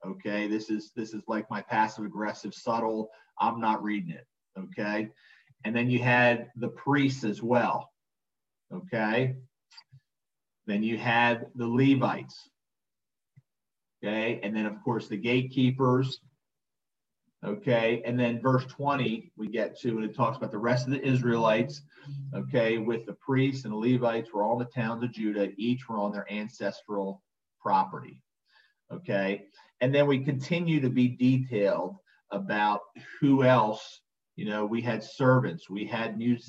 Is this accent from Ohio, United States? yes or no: no; New Jersey, United States; So yeah, I grew up right outside Atlantic City